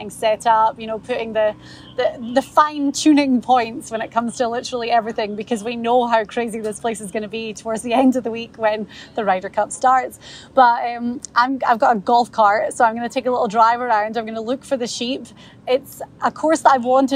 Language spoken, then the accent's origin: English; Scotland, United Kingdom; I, being Scottish